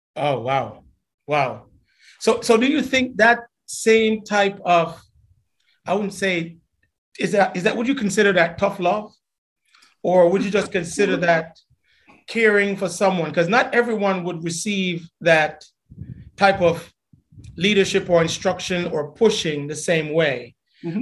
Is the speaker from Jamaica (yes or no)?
yes; Jamaica; we grew up in Jamaica